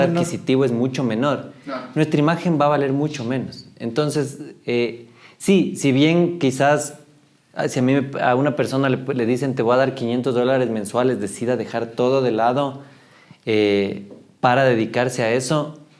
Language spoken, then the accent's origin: Spanish; Ecuador; Y eso creo que todavía nos falta como ecuatorianos